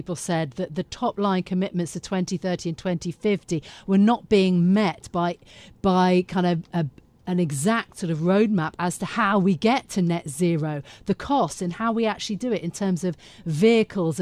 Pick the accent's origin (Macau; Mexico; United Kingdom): United Kingdom; London; I'm a Londoner born and bred